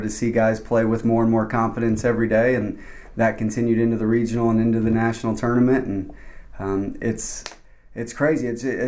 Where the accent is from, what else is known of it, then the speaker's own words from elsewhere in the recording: Little Rock, Arkansas, United States; now in Buies Creek, United States; You know, I came from Little Rock, Arkansas, which is very different, you know, than Buies Creek, North Carolina.